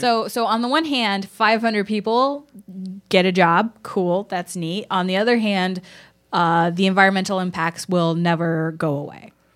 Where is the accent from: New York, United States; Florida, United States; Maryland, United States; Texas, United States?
Texas, United States; Houston; I grew up in Houston, which is a big oil town